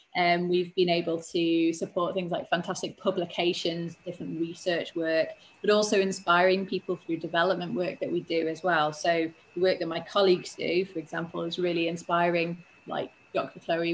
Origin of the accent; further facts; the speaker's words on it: Isle of Man; So I am from the Isle of Man. I live here in the south of the island and I speak Manx.